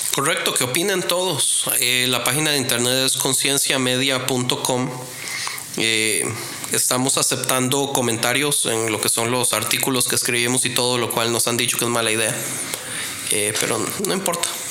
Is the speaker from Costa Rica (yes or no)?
yes; Costa Rica; yo soy de Costa Rica.